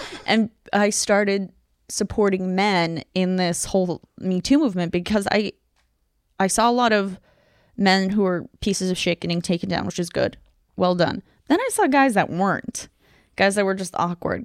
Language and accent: English; Ukraine; moved away; also born or lived in Tucson, Arizona, United States; I'm originally from Ukraine. I grew up there and then I moved to Arizona